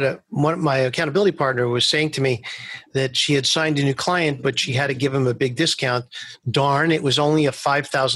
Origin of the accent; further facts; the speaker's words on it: New York City, New York, United States; I grew up in Manhattan Beach, which is right near Coney Island, but I went to school in Coney Island